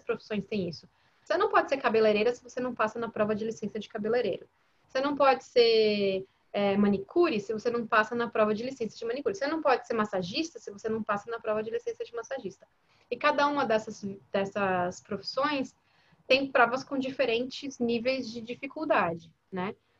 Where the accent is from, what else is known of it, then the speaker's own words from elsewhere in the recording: Brazil; moved away as an adult; also born or lived in Los Angeles, United States; now in United States; Nasci no Brasil